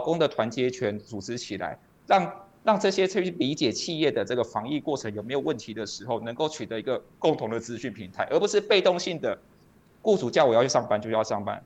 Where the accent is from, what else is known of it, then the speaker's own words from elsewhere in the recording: Taiwan; 即使我们是台湾人